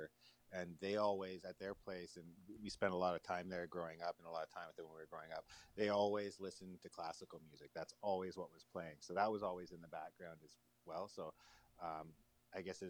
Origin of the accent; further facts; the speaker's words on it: Bobcaygeon, Ontario, Canada; moved away as an adult; now in Toronto, Canada; my parents decided to move up to Northern Ontario to a smaller community called Bob Cajun.